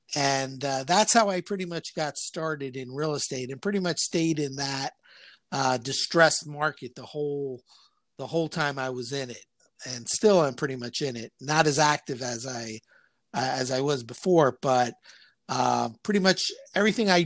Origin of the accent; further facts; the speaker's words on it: Guayaquil, Guayas, Ecuador; moved away as an adult; now in Miami, United States; Originally, I'm from Guayaquil, Ecuador, and pretty much came here to go to college